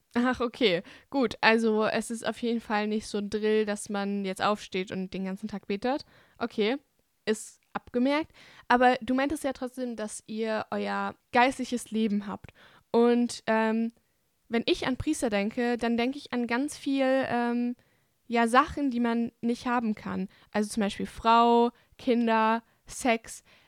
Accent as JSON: {"language": "German", "region": "Bavaria", "country": "Germany", "said": "ich komme ja aus Bayern und meine Familie kommt aus Ungarn"}